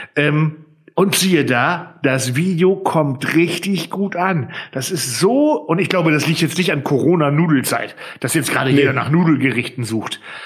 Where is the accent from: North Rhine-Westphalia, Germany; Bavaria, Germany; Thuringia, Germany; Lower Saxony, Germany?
Lower Saxony, Germany; Friesland; bei uns in Friesland